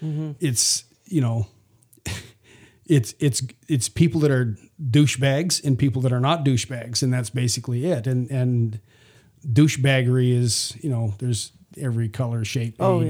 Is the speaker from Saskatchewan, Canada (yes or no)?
yes; Saskatchewan, Canada; moved away as an adult; also born or lived in Vancouver; now in United States; Like I'm from either the West Coast. I live in Vancouver for a while, but I was raised in Saskatchewan.